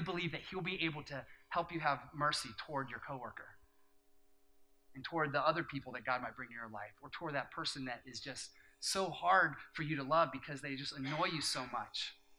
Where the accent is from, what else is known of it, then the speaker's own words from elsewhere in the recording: Japan; but we grew up in Japan, and we are in a country where there's no Christians, literally.